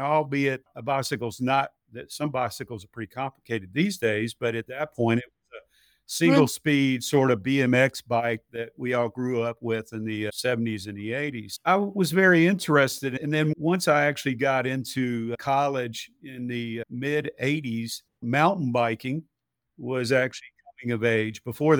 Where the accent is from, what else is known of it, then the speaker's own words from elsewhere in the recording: Georgia, United States; So I grew up in West Spalding County, about halfway between Griffin and Sonora. And we grew up on a small farm out in West Coweta when I was in elementary school.